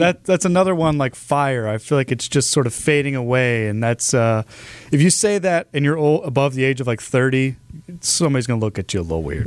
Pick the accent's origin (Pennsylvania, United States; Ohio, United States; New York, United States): Ohio, United States; Cleveland; moved away as an adult; now in Milwaukee, United States; I'm not actually from Milwaukee, Milwaukee initially. I'm from the Cleveland area